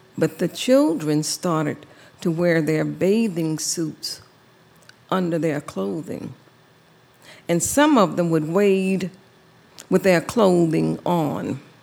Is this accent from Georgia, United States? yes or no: yes; Savannah, Georgia, United States; I grew up in Savannah, Georgia, in the low country